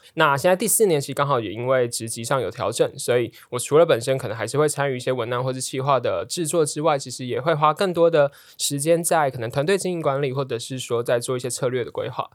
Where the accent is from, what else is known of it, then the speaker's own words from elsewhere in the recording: Tainan, Taiwan; moved away; 我是台南人，所以就觉得，哦，我就念考台南一中，然后念成大的电机，然后去南科当工程师